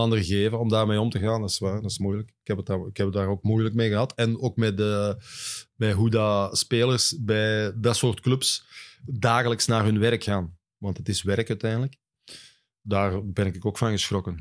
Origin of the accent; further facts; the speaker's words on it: Hoogstraten, Flanders, Belgium; bij ons thuis in Hoogstraten